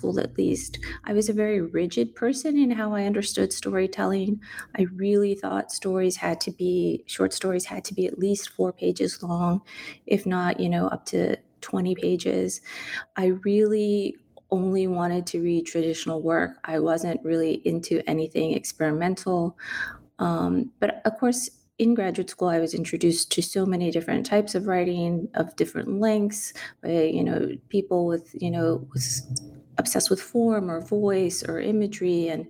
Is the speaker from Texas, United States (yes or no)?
yes; San Antonio, Texas, United States; Growing up in San Antonio, I never saw San Antonio in anything literary, in any books, in any essays.